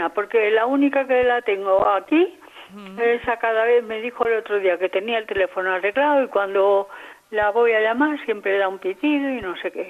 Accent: Andalusia, Spain; Y yo, en cambio, soy andaluza y él dice que me amparo en que soy andaluza

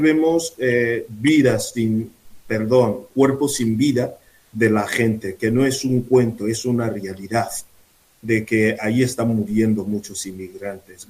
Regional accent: Nigeria; Spanish is a second language; moved away as an adult; desde Nigeria, que es mi país, desde Nuku

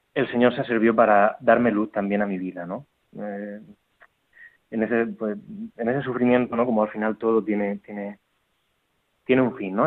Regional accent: Murcia, Region of Murcia, Spain; moved away as an adult; also born or lived in Barcelona; yo soy de Murcia, no soy Barcelona

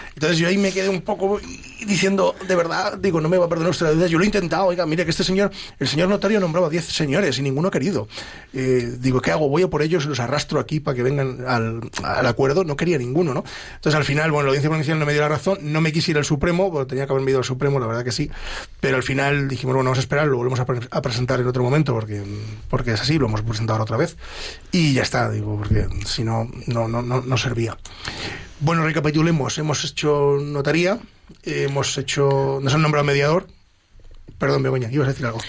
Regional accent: Ávila, Castile and León, Spain; Somos medio paisanos porque yo soy de Ávila

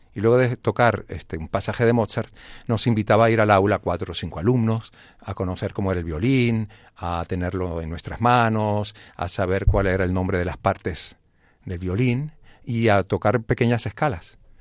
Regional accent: Venezuela; moved away; also born or lived in Grenoble, France; Sí, nací en Francia. Mi padre estaba haciendo un posgrado ahí en, Grenoble y ya luego pues nos fuimos a Venezuela

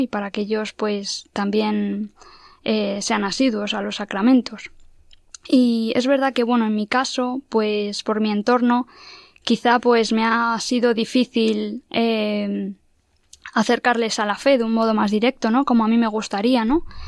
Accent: Madrid, Community of Madrid, Spain; soy de aquí de Madrid

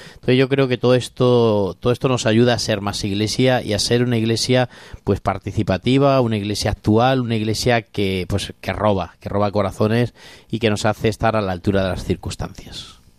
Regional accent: Corral de Almaguer, Castilla-La Mancha, Spain; now in Alcuéscar, Spain; yo soy de Corral de Almaguer, que es mi Virgen de la Muela

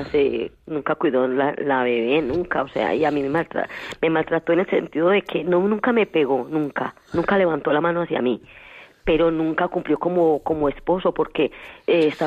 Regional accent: Colombia; pero yo no soy de acá, yo entonces en mi país, pues eh, eso era ya no estaba tan joven. ¿De dónde es, dice? Ah, de Colombia.

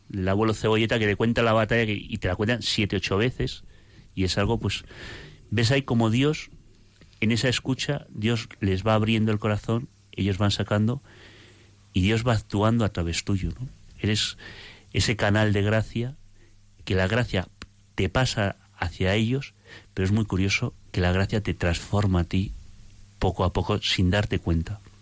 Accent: Logroño, La Rioja, Spain; yo soy de Logroño

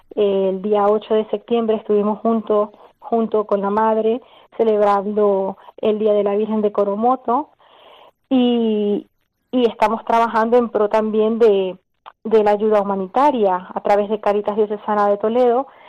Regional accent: Venezuela; moved away as an adult; now in Spain; salimos de Venezuela en el año 2013

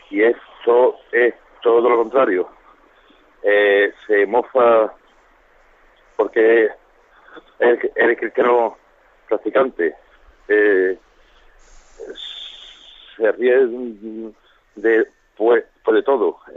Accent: Seville, Andalusia, Spain; soy de Sevilla.

